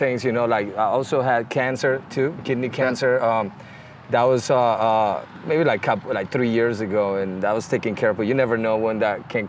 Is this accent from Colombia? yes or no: yes; Colombia; moved away; Yeah, so you know, I moved here from Colombia.